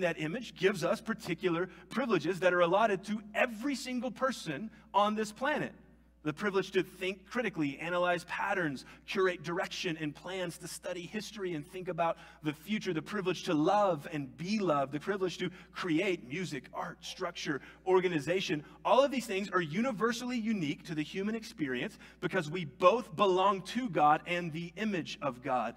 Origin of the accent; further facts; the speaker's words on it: United States; I was born in America. I grew up saying the Pledge of Allegiance every day in school.